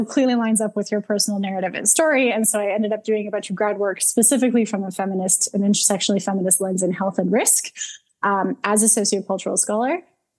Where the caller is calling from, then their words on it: Calgary, Alberta, Canada; I'm calling from Calgary, Alberta.